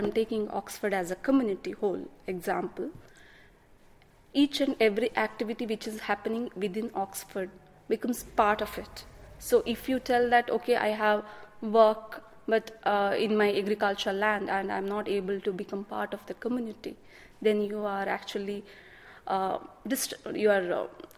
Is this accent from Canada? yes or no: no; India; moved away as an adult; now in United Kingdom; I'm from India. I born and brought up on an agricultural farm.